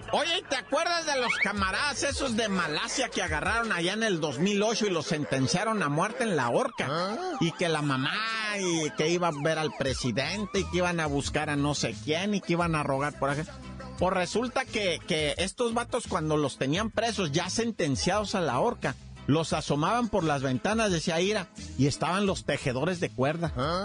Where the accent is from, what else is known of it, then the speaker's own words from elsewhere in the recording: Oaxaca, Mexico; a mí me dicen oaxaquita y no me pongo al brinco, yo soy de Oaxaca